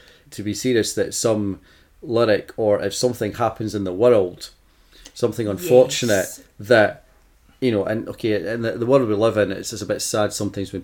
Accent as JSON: {"language": "English", "region": "Scotland", "country": "United Kingdom", "said": "I'm Scottish"}